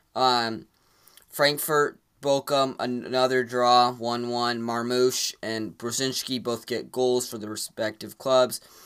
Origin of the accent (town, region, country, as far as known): United States